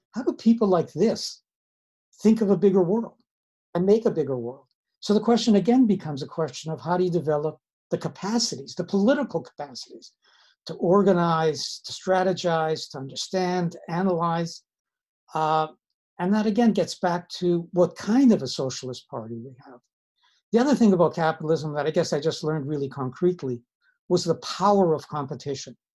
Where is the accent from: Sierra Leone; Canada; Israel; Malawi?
Canada; Winnipeg, Manitoba; also born or lived in Siberia / Madison, Wisconsin; I'm Canadian. I grew up uh, in Winnipeg. I was actually born in Siberia.